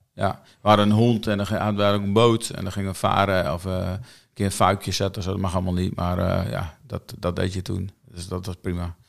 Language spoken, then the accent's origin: Dutch; Kommerzijl, Groningen, Netherlands; also born or lived in Grijpskerk; toen we twee jaar waren, zijn we naar Commissau verhuisd ouders wonen daar nog